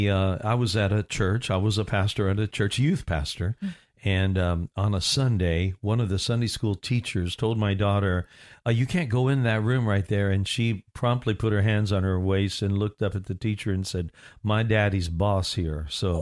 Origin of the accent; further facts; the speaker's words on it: Orlando, Florida, United States; And she found out that I'm from Orlando.